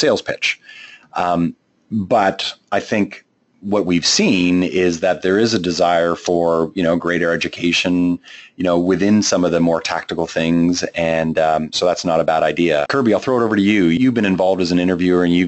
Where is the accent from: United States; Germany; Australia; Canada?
Canada; accent: Canadian; my Canadian accent